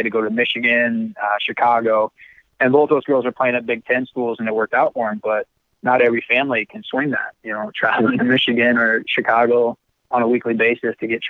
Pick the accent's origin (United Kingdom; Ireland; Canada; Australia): Ireland; And I said, "Yeah, I'm from Ireland."